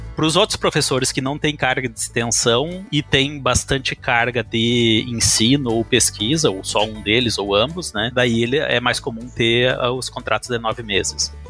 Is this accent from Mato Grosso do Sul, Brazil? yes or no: no; Manoel Viana, Rio Grande do Sul, Brazil; also born or lived in Santiago, Rio Grande do Sul / Santa Catarina; now in North Carolina, United States; eu sou gaúcho de Manuel Viana, né? Nasci em Santiago, né, é, no Rio Grande do Sul